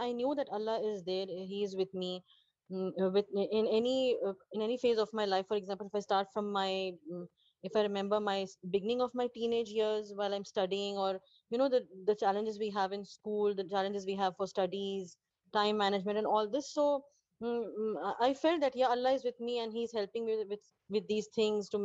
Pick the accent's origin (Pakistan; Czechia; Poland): Pakistan; now in Dubai, United Arab Emirates; I'm a Pakistani, a long-time resident of UAE and a healthcare professional in Dubai.